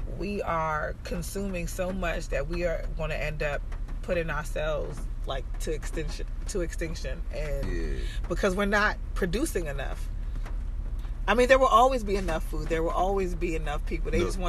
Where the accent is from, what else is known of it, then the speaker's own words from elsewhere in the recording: Jamaica; I'm Jamaican, so I have something to recall and say. Right, I'm Jamaican. I can recall that, you know. I have a connection to something.